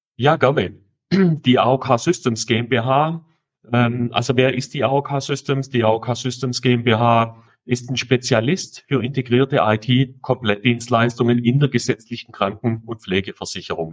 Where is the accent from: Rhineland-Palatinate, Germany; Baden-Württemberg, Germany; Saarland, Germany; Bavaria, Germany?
Baden-Württemberg, Germany; Swabia; accent: Swabian; ich komme aus dem Schwäbischen